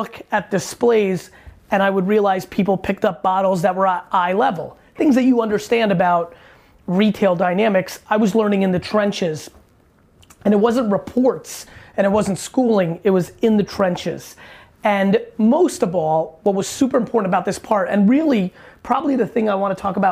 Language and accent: English; New York City, New York, United States; also born or lived in Soviet Union / New Jersey; I was born in the Soviet Union. I immigrated to the US when I was a little guy, 3-4 years old. Grew up in Queens, not too far from here